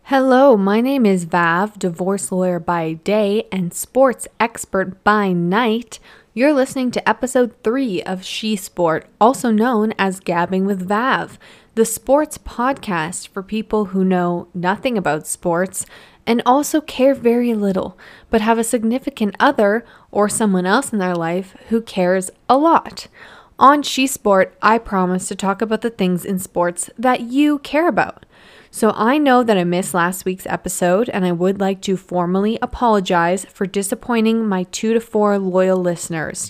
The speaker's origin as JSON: {"language": "English", "town": "Edmonton", "region": "Alberta", "country": "Canada", "tie": "born or raised there", "moved": "yes", "lives_now": "Calgary, Canada", "said": "I was born in Edmonton and now I'm in Calgary"}